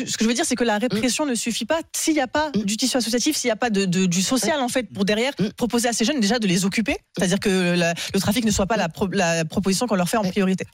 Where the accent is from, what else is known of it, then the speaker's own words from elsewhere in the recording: Avignon, Provence-Alpes-Côte d'Azur, France; moved away; Je viens, j'ai grandi à Avignon, donc je connais très bien tous ces tous ces quartiers-là